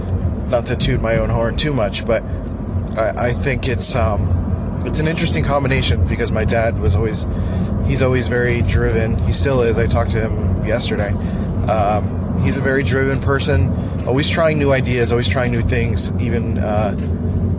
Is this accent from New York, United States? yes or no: no; Philadelphia, Pennsylvania, United States; moved away as an adult; now in San Diego, United States; I am originally from Philadelphia, born and raised